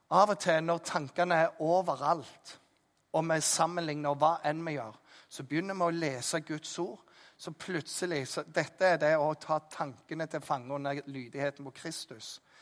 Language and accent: Norwegian; Jæren, Rogaland, Norway; jeg er jærbu